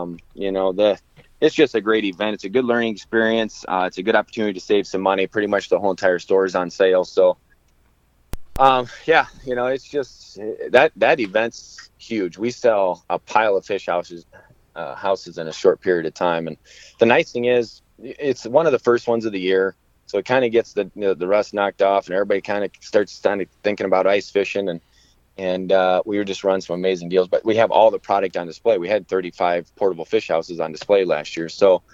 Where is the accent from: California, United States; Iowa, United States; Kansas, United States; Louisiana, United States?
Iowa, United States; also born or lived in Blue Earth, Minnesota; I'm from Iowa